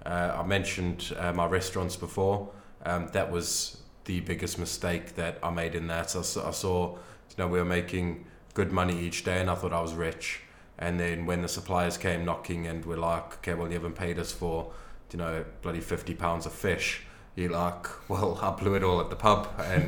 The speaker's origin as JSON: {"language": "English", "region": "England", "country": "United Kingdom", "tie": "born or raised there", "said": "Yeah, that I've missed out growing up in Britain."}